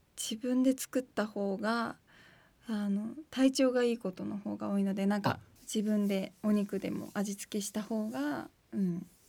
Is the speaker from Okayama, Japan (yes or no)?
no; Fukuoka, Japan; now in Tokyo, Japan; 私の実家の前がパン屋さんだったんですよそれでパンの香りを嗅ぎながらいつも帰宅してたので東京に来てちょっと軽いホームシックにかかった時に、はい、パン屋の香りを嗅ぐとちょっと福岡を思い出す